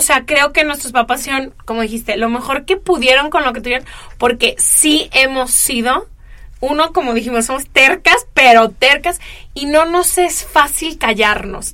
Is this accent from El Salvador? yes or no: no; Guadalajara, Jalisco, Mexico; moved away as an adult; also born or lived in Italy / California / New York; now in Los Angeles, United States; crecí en Guadalajara